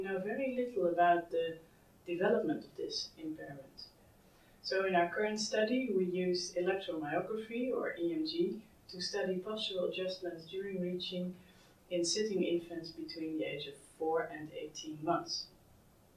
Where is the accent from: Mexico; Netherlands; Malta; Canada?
Netherlands; I'm from the Netherlands.